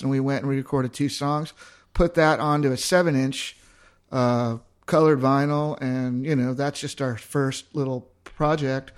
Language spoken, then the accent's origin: English; Southern California, United States; moved away as an adult; now in Austin, United States; I'm from Southern California originally